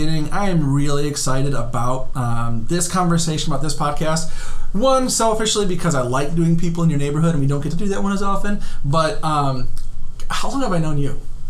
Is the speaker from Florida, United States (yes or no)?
no; Iowa, United States; I lived there 22 years and still called myself Iowa.